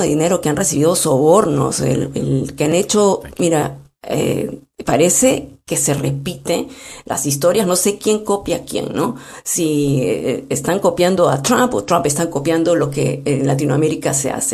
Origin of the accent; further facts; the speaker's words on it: Peru; como peruanos